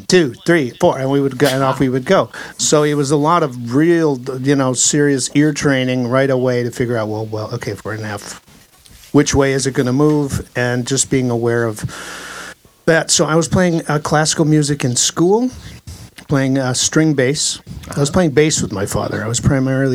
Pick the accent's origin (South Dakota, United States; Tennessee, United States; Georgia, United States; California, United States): South Dakota, United States; moved away as an adult; also born or lived in Colorado; now in Los Angeles, United States; I was born in South Dakota, land of cows and corn.